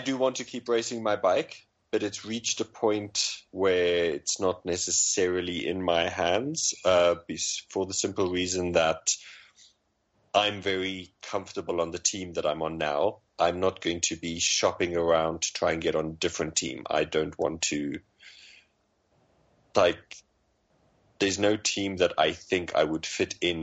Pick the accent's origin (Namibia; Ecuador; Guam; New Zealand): Namibia; I grew up in Namibia